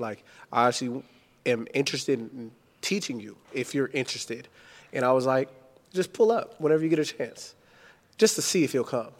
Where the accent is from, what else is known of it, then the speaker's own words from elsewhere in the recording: Richmond, California, United States; I'm from the hood, like, I'm, I'm from Richmond, California